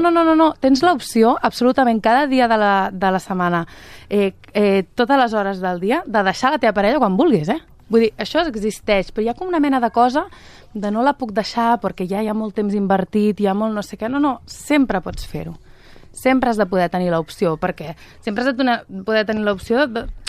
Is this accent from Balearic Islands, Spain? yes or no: no; Catalonia, Spain; sóc catalana de la ceba